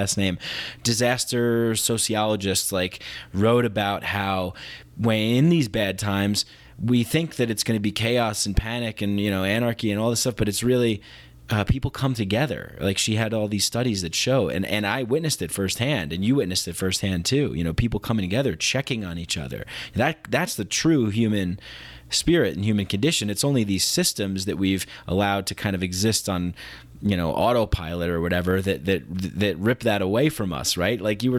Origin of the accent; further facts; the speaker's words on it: New York, United States; I saw it. I grew up in New York